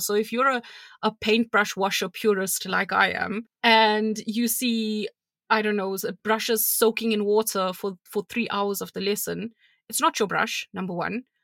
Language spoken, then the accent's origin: English; South Africa; I'm South African